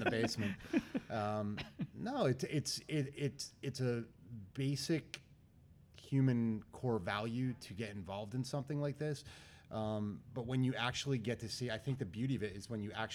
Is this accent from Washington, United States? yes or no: no; Wyckoff, New Jersey, United States; also born or lived in Bethlehem, Pennsylvania; when I grew up in Wyckoff, the proximity to Patterson is 10 minutes down the road